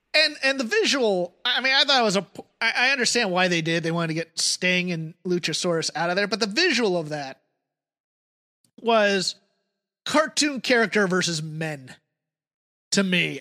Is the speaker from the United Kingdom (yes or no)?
yes; United Kingdom; now in United States; as a Brit